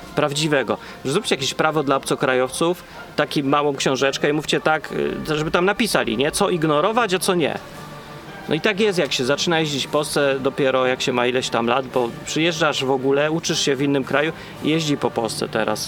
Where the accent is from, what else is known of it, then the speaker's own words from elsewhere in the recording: Poland; now in England, United Kingdom; jestem potem programista z Polski